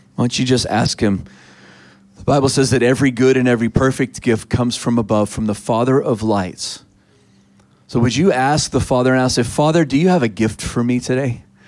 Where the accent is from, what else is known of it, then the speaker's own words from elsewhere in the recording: Texas, United States; I'm a Texan